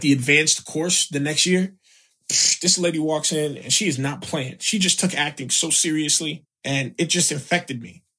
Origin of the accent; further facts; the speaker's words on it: South Florida, United States; moved away as an adult; also born or lived in Chicago / New York; I grew up in South Florida. I was born in Chicago